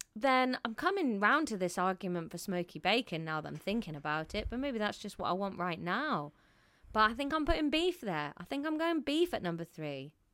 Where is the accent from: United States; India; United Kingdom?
United Kingdom; As a Brit